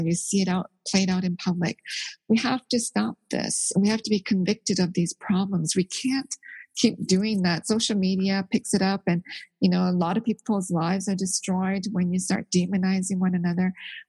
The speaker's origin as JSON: {"language": "English", "country": "South Korea", "tie": "born there", "said": "You know, I'm Korean. I was born in Korea"}